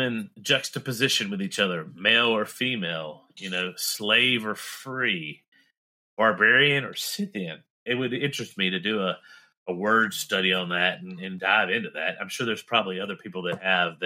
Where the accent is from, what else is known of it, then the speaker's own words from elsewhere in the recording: the South, United States; accent: southern; Let my southern accent come out